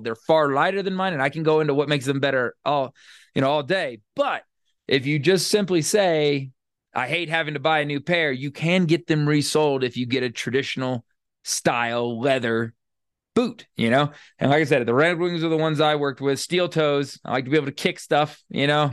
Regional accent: Florida, United States; moved away; also born or lived in Louisiana / Texas / Northeast United States; I grew up in Florida and then lived for a long time in Louisiana and Texas and the Northeast

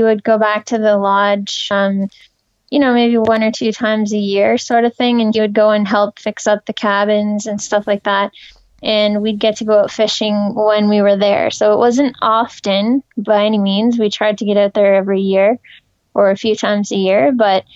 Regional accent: Napanee, Ontario, Canada; now in Ottawa, Canada; I grew up in Napanee, Ontario, in Canada

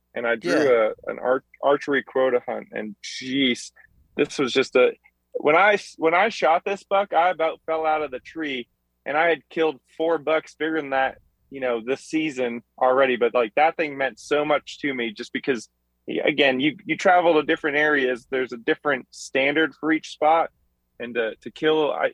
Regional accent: Massachusetts, United States; moved away as an adult; also born or lived in New Mexico / Florida / England; now in Missouri, United States; I grew up, I was born and raised in Massachusetts, and then I joined the military at 18, and I never went back there.

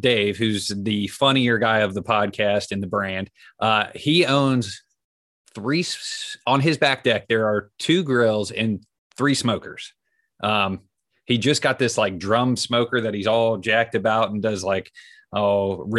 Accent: Columbus, Ohio, United States; I'm from Columbus. I live in the heart of Buckeye country.

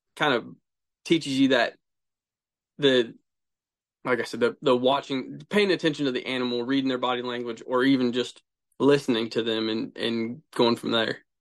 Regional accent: Central Ohio, United States; I'm from Central Ohio

